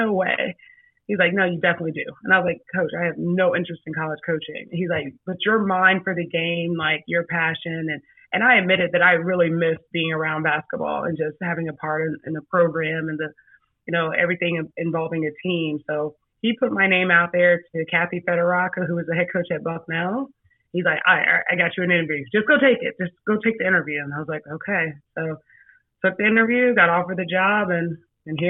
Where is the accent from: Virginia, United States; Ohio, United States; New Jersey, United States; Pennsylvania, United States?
Virginia, United States; Northern; moved away; I'm from Northern Virginia